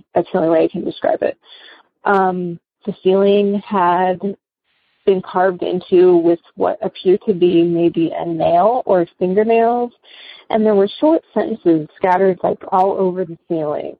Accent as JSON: {"language": "English", "town": "West Palm Beach", "region": "Florida", "country": "United States", "said": "I'm originally from West Palm Beach, Florida"}